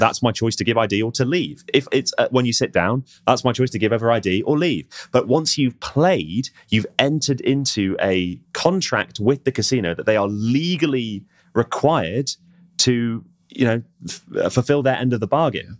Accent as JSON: {"language": "English", "country": "United Kingdom", "said": "as British people"}